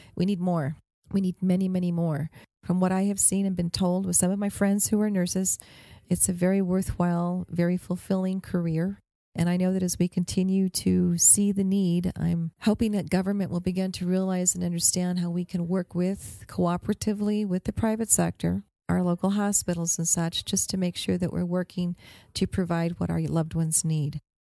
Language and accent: English; Albuquerque, New Mexico, United States; I'm from Albuquerque